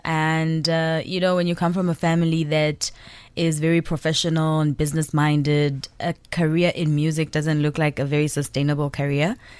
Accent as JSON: {"language": "English", "country": "Zambia", "moved": "yes", "lives_now": "South Africa", "said": "I'm originally from Zambia, but I'm based in South Africa"}